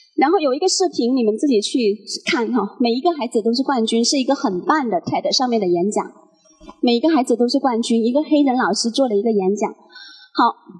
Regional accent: Guangdong, China; now in Guangzhou, China; 我是潮汕人

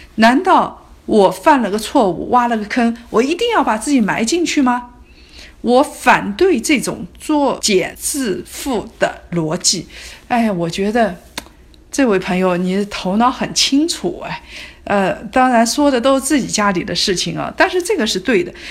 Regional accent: Hangzhou, Zhejiang, China; 我从小生活在杭州

